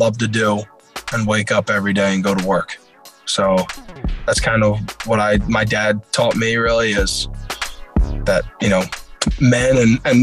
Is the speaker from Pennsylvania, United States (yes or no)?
yes; Huntingdon Valley, Pennsylvania, United States; moved away as an adult; also born or lived in Pittsburgh; now in Houston, United States; I grew up in Huntington Valley. It's a suburb outside of Northeast Philly.